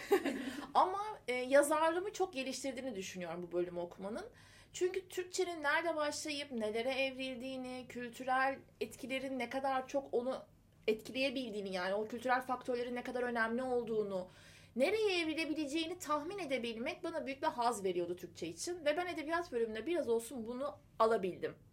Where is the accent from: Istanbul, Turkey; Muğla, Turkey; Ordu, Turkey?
Muğla, Turkey; Marmaris; moved away as an adult; also born or lived in Eskişehir; İşte Marmaris'te doğmuşum. Eskişehir'de 18 yaşına kadar ben hep Marmaris'teydim.